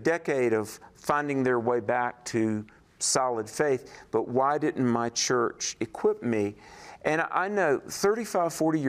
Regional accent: the South, United States; and I'm sorry to say this, I was from the South

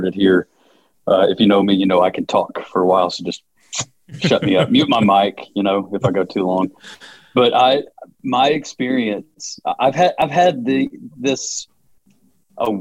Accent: Georgia, United States; accent: Southern; I grew up in the South as well. You can hear with the accent. I grew up in Georgia.

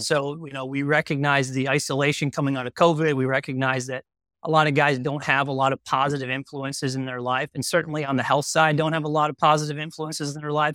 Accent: Wisconsin, United States; growing up in Wisconsin

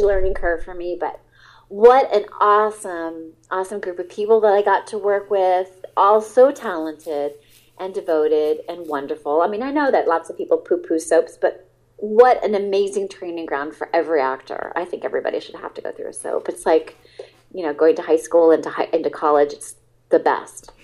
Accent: Alameda, California, United States; also born or lived in Berkeley, California; I was born in Berkeley and I was raised in Alameda

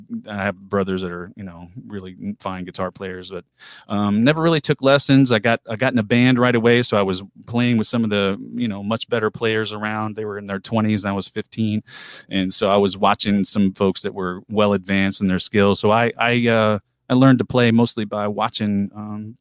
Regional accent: Pilot Knob, Missouri, United States; I grew up on Middlebrook Road out in the middle of nowhere, just outside of Pilot Knob

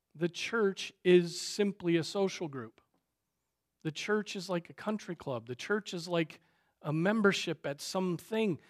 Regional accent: United States; we as American Christians

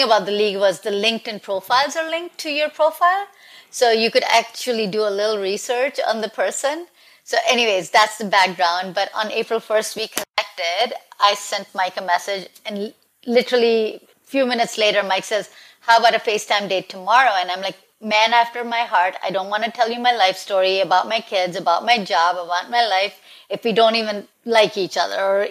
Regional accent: India; also born or lived in New Jersey / Michigan / Milwaukee; now in Nashville, United States; I'm from India a long time ago, 32 years ago, and then I moved to New Jersey, then to Michigan, then to Milwaukee, and now in Nashville.

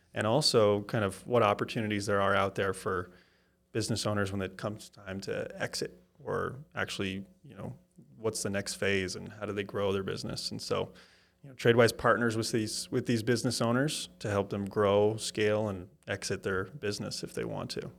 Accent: Wisconsin, United States; now in Kansas City, United States; I'm from Wisconsin, so I kinda have the, gonna be Packers in my blood

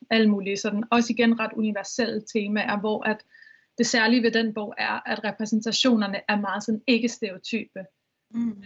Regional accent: Vestegnen, Capital Region of Denmark, Denmark; nu er jeg fra Vest, Vestegn

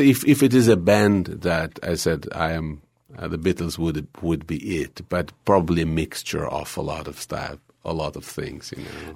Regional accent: Israel; moved away; growing up in Israel was kind of difficult

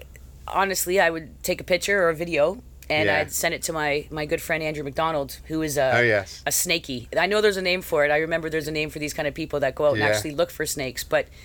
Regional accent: Canada; I'm Canadian by heart. I love the great outdoors, but I will honestly be happy to never see snow again.

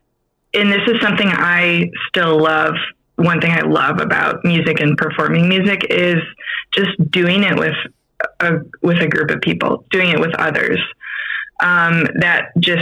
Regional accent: Grand Rapids, Michigan, United States; moved away as an adult; now in St. Louis, United States; So I grew up in Grand Rapids, and born and raised, moved away when I was, I think I was about 21 when I moved away, like for good.

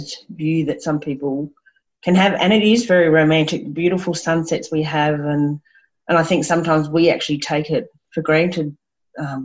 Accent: Brisbane, Queensland, Australia; I grew up around Brisbane and Bribie Island and the beach, and had horses

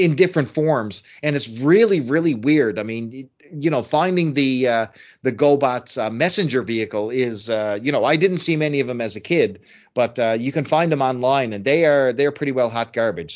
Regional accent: Canada; as a Canadian

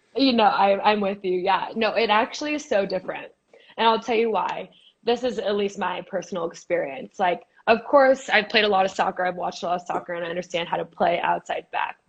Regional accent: Boise, Idaho, United States; moved away as an adult; also born or lived in California; I'm from Boise, Idaho

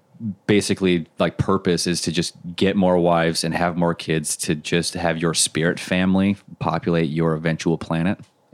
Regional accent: Montana, United States; also born or lived in Utah; And then I was raised in Montana.

